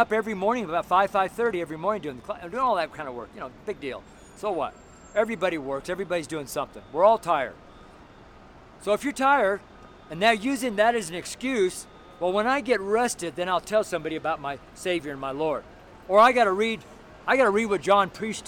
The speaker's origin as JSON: {"language": "English", "region": "Nevada", "country": "United States", "moved": "yes", "lives_now": "Denver, United States", "said": "I'm from Nevada"}